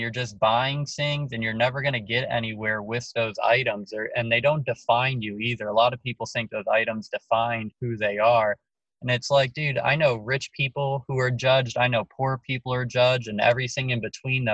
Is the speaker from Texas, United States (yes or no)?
no; Laurence Harbor, New Jersey, United States; I'm from New Jersey, New York, New Jersey. I was in seventh grade when it happened. Where I lived is Lawrence Harbor, New Jersey